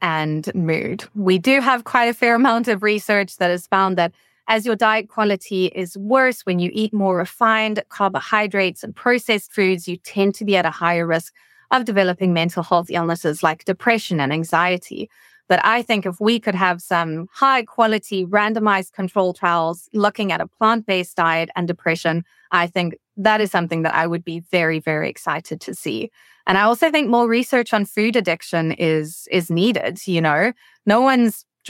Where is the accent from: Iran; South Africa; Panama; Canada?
South Africa; moved away as an adult; now in Washington, D.C., United States; my home country is South Africa, right at the tip of Africa. And I have only been in Washington, D.C. now for about 3 months